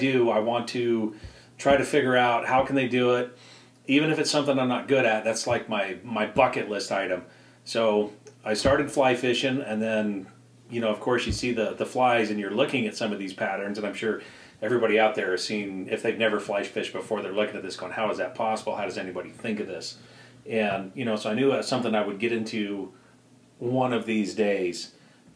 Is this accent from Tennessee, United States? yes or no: no; Idaho, United States; growing up in Idaho